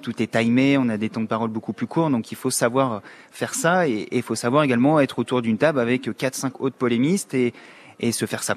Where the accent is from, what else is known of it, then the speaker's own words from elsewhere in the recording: Oise, near Compiègne, Hauts-de-France, France; moved away as an adult; now in Amiens, France; je suis Picard, mais ouais. Isarien, à côté de Compiègne dans l'Oise mais euh, je suis arrivé sur Amiens pour faire mes, études après mon bac